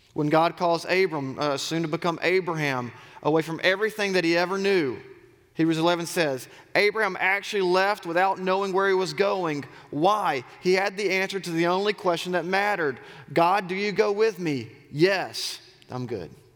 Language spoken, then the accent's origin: English; Auburn, Alabama, United States; I grew up in Auburn. I'm a Southerner